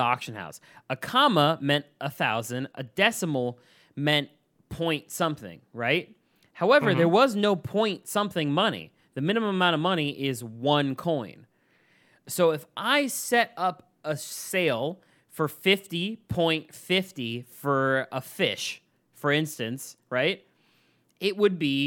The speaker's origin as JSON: {"language": "English", "region": "Florida", "country": "United States", "tie": "born or raised there", "said": "I grew up in Florida"}